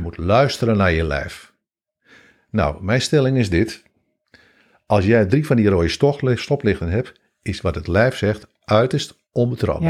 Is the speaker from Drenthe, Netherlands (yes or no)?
no; Hengelo, Overijssel, Netherlands; Ik kom uit Hengelo